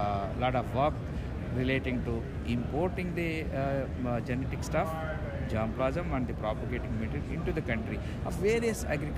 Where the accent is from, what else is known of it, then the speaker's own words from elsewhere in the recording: India; I'm from India.